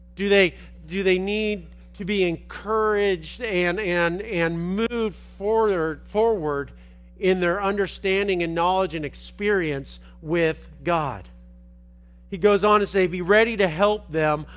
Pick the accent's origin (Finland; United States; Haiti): United States; Los Angeles, California; moved away; I'm from Los Angeles